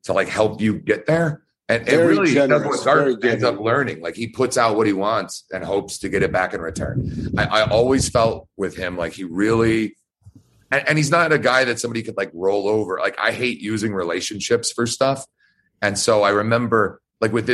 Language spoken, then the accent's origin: English; Georgia, United States; moved away; I'm from Georgia